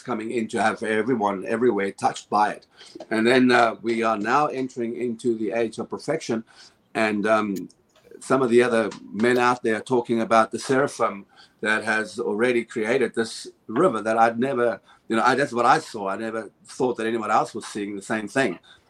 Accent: South Africa; now in United States; I come from South Africa.

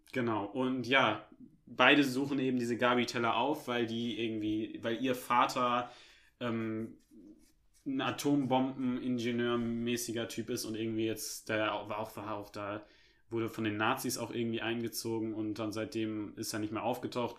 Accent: Germany; als Deutscher

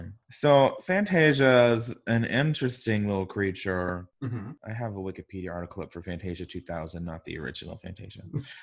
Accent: Arkansas, United States; I'm from Arkansas.

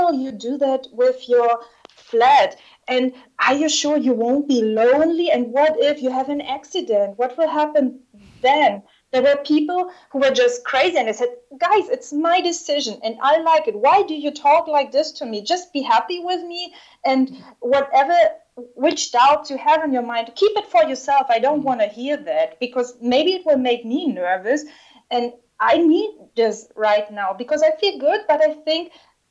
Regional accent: Southern Germany, Germany; moved away as an adult; also born or lived in China / Russia; my hometown in the south of Germany

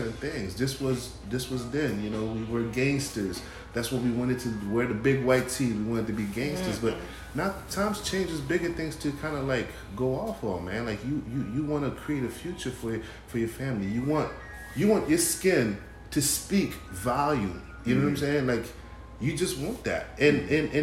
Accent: Haiti; moved away; I'm from Haiti, this is my country

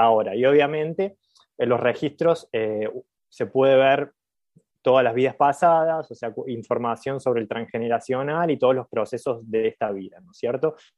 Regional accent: Villa Carlos Paz, Córdoba, Argentina; accent: cordobés tonada; soy de Carlos Paz, nací en Carlos Paz.

